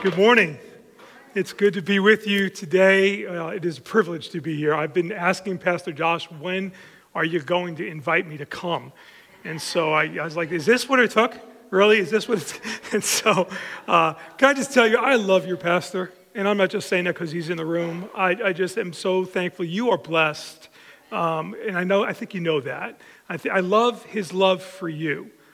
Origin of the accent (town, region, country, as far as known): Long Island, New York, United States; born or raised there